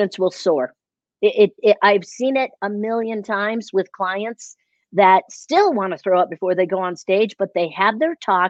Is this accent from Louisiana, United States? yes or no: no; Chicago, Illinois, United States; moved away; I am originally from Chicago